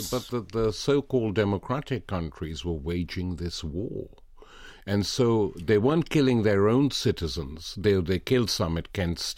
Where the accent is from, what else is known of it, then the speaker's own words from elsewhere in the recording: Lahore, Punjab, Pakistan; Growing up in Asia as I was, my first memory of going to a political event was the May Day meeting in Lahore organized by trade unions and the left in 1949